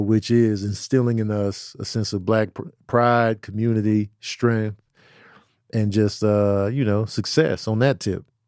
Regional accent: Chicago, Illinois, United States; moved away; also born or lived in the South (US); I had three white teachers that I remember growing up in Chicago.

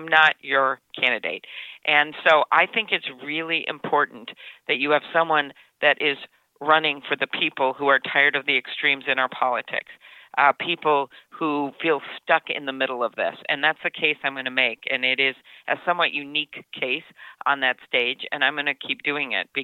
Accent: Midwest, United States; I'm from the Midwest and one of only two candidates up on the stage from the Midwest

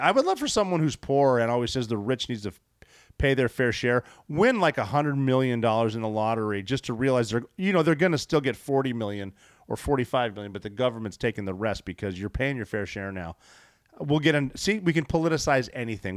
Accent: Butte, Montana, United States; I am from Butte, Montana

